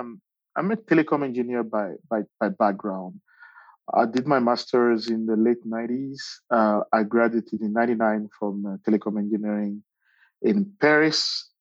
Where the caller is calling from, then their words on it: Johannesburg, Gauteng, South Africa; I'm calling in from Johannesburg, South Africa.